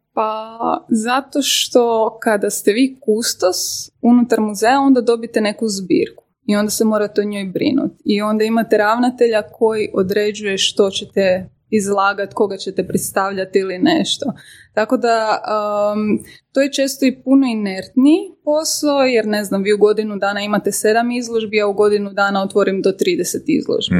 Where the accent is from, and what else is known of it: Croatia